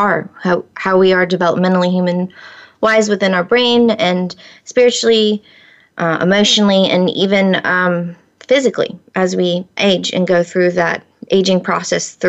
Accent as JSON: {"language": "English", "region": "Florida", "country": "United States", "tie": "born or raised there", "said": "I grew up in Florida"}